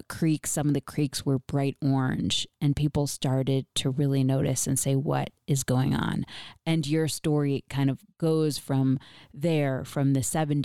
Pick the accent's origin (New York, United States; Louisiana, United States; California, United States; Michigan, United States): New York, United States; Rochester; I grew up in Rochester, so I grew up an hour away.